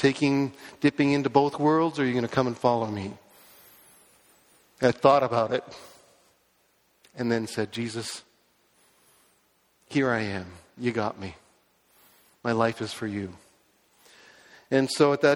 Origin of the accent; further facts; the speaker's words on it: Toronto, Ontario, Canada; I was born in Scarborough, raised in a Christian home